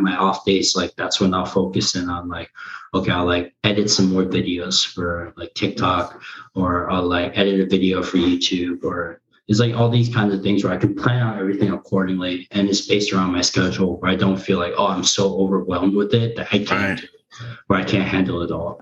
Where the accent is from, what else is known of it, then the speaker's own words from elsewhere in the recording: United States; first language Korean; English is a second language; I thought I was born in Korea up until then, but then come to find out I was born in the U.S.